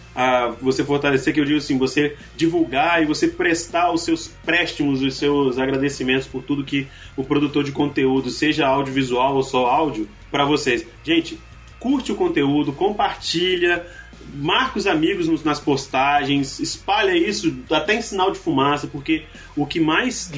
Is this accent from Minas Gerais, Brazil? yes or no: no; Espírito Santo, Brazil; eu sou capixaba também